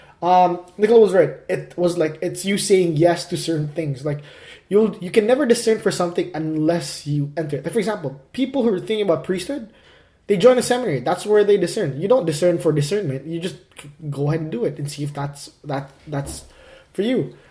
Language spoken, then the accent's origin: English; Calgary, Alberta, Canada; moved away; my hometown, Cowtown, Calgary